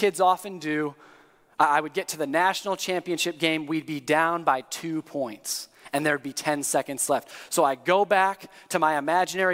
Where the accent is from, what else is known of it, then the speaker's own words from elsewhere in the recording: East Lansing, Michigan, United States; now in Indiana, United States; I grew up in East Lansing, 5 minutes away from the Breslin Center where the Spartans played